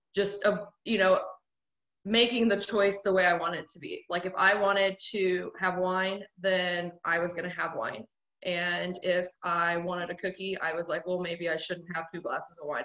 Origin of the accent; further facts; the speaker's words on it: Carrollton, Missouri, United States; now in Springfield, United States; I'm from Carrollton, Missouri. Um, but now we live in Springfield with my husband